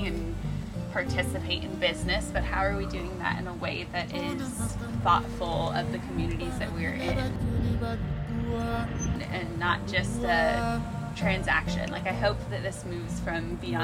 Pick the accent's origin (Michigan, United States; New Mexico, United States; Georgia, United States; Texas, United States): Texas, United States; Alamo Heights; growing up in Alamo Heights